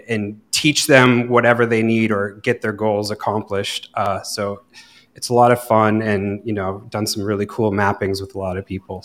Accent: Vermont, United States; moved away as an adult; now in Ibiza, Spain; it was in Vermont. So it was my going away party with my hometown crew

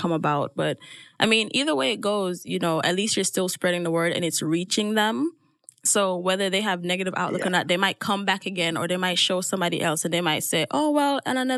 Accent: Jamaica; moved away; growing up in Jamaica if I never left

